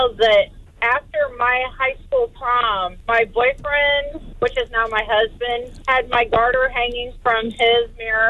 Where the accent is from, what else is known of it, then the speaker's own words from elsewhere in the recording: Fort Wayne, Indiana, United States; Born and raised in Fort Wayne.